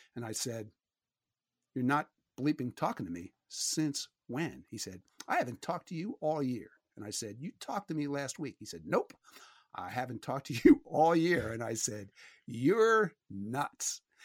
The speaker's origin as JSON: {"language": "English", "town": "Philadelphia", "region": "Pennsylvania", "country": "United States", "tie": "born or raised there", "said": "growing up in Philadelphia"}